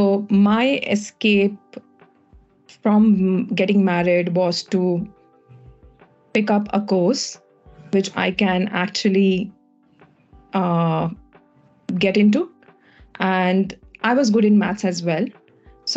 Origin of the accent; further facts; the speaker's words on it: India; moved away; I'm from India